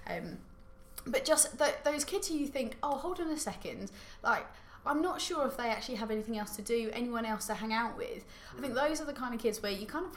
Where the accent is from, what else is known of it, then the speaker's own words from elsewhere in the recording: Tunbridge Wells, South East England, United Kingdom; I grew up in Tunbridge Wells in a very nice area